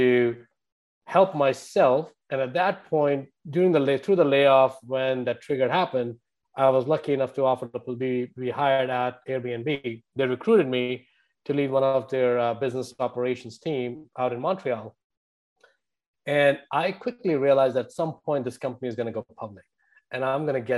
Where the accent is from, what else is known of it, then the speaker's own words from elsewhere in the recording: India; moved away as an adult; now in United States; if my accent didn't give away, I grew up in India. I've been here for over 22 years now.